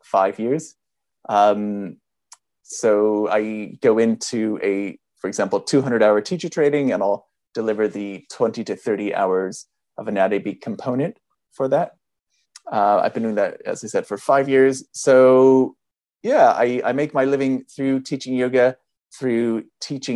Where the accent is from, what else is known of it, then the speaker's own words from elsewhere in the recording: California, United States; moved away as an adult; now in London, United Kingdom; I'm actually originally from California